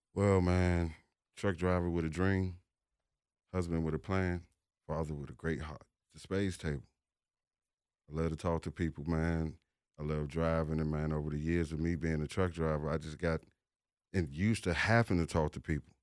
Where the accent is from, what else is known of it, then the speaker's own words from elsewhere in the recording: Washington, District of Columbia, United States; I'm from the District of Columbia